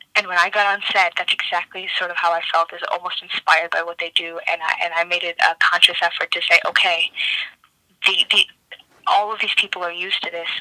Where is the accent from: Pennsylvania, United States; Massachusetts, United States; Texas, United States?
Massachusetts, United States; Cambridge; moved away; also born or lived in Somerville, Massachusetts; I'm not originally from Chicago. I'm originally from Boston, more specifically um, Cambridge and Somerville in in Massachusetts.